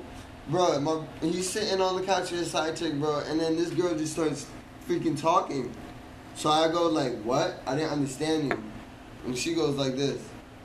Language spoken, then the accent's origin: English; Miami, Florida, United States; Yeah, I'm from Miami.